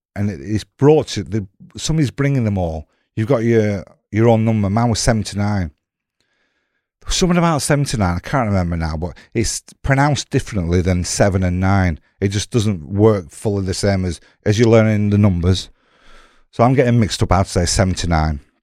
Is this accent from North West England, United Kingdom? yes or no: yes; Blackburn, North West England, United Kingdom